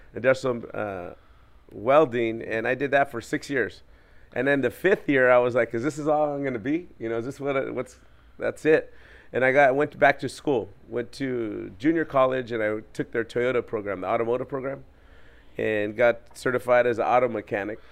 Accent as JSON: {"language": "English", "area": "Orange County", "region": "California", "country": "United States", "tie": "born or raised there", "said": "I'm from Orange County, California, and you know, growing up in a um, gang challenged neighborhood"}